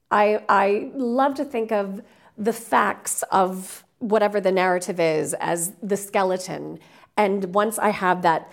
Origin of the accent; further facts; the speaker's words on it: American South, Texas, United States; I grew up in the American South